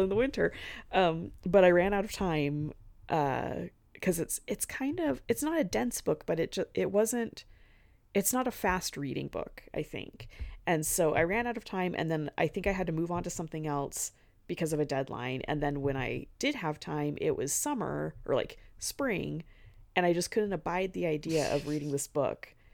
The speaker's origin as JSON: {"language": "English", "region": "the American West", "country": "United States", "said": "I'm from the West"}